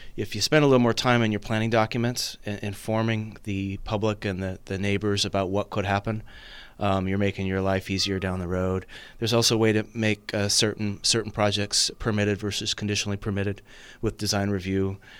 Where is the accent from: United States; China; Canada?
United States; Napa, California; also born or lived in San Luis Obispo; born and raised in Napa, in fact, born and raised in District Two